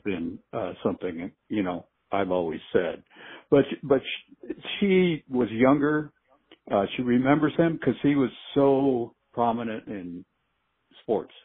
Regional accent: Duarte, California, United States; growing up in Duarte.

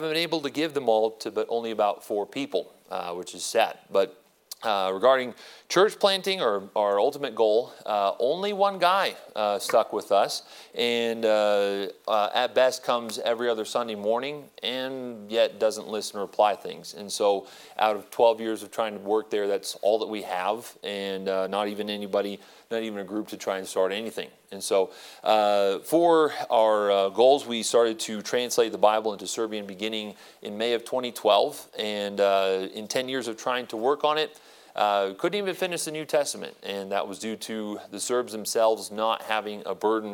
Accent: Prescott, Arizona, United States; moved away as an adult; also born or lived in Phoenix, Arizona; And so I was born here, born in Phoenix, and I was raised in Prescott

